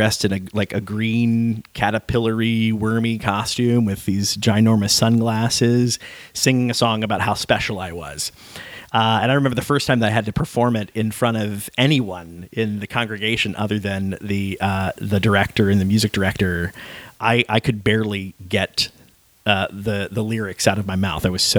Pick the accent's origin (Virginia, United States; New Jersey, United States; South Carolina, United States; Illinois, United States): Virginia, United States; also born or lived in Detroit, Michigan; Okay, so I was born in Detroit. {S0} Okay, {S1} and I moved to Virginia, just south of Richmond, when I was 5. So even though I claim my Midwestern roots, I'm really raised in the South.